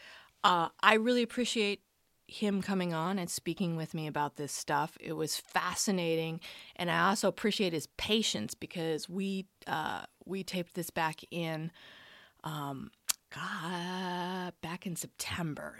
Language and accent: English; Boulder, Colorado, United States; I'm from Boulder